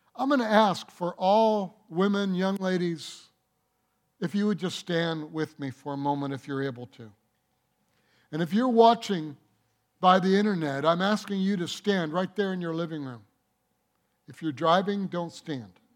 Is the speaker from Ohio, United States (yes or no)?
no; Detroit, Michigan, United States; I grew up in Detroit